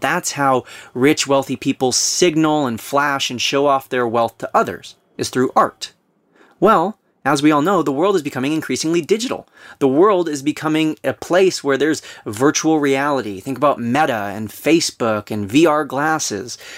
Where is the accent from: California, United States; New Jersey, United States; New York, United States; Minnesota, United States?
California, United States; Southern; we were both born and raised in Southern California.